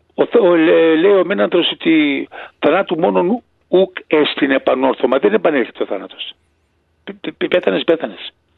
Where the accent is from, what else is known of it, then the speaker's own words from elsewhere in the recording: Greece; moved away; δεν πουλάω την πατρίδα μου